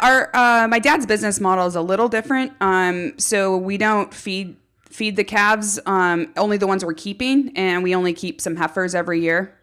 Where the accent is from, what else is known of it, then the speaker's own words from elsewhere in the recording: Los Alamos, California, United States; I grew up in Los Alamos, which is in Santa Barbara County on the central coast of California